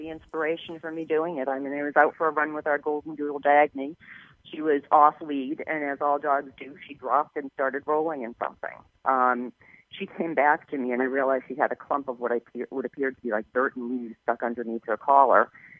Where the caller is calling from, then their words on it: Plymouth, Massachusetts, United States; From Plymouth, Massachusetts.